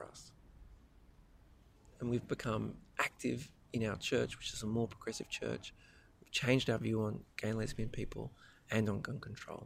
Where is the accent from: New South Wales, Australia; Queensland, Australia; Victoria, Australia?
New South Wales, Australia; You can tell I'm from New South Wales